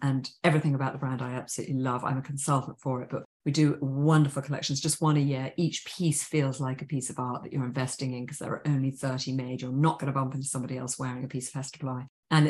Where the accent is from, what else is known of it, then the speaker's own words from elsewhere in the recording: England, United Kingdom; I think being English, I do miss seasons.